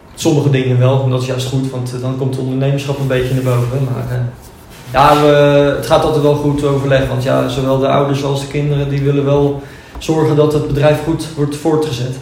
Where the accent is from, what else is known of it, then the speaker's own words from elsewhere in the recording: Noordwijkerhout, South Holland, Netherlands; Ik kom uit Noordwijk-Ruid